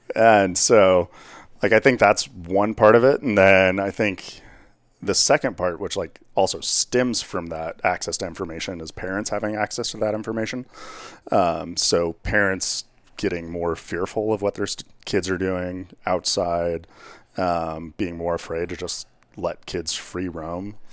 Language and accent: English; Whitewater, Colorado, United States; I grew up out in Whitewater, Colorado